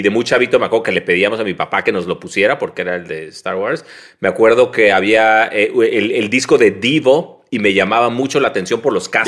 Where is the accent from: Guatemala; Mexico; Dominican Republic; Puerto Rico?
Mexico; Tijuana, Baja California; Nací y crecí en Tijuana y, y, es un lugar ahí como muy privilegiado. Bueno, ¿no? Nací en el 75